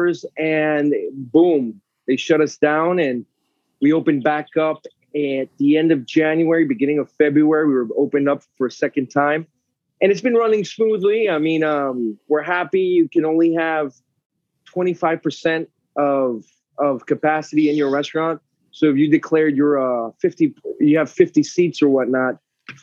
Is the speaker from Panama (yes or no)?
yes; Panama; moved away as an adult; also born or lived in Concord, Massachusetts / Atlanta / New York / Florida; So I was born in Concord, moved to Panama when I was a kid